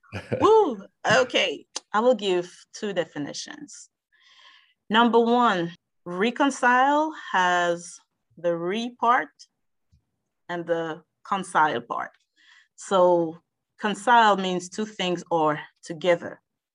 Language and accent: English; France; also born or lived in Algeria; now in United States; I was born in France. And my family traveled a lot, but I spent my childhood in 2 countries, Algeria, which is in North Africa, and in France as well. And I've been in the United States since 2001.